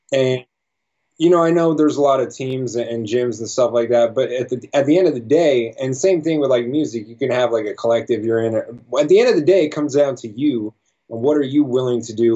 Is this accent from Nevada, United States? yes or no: yes; Las Vegas, Nevada, United States; I was born and raised in Vegas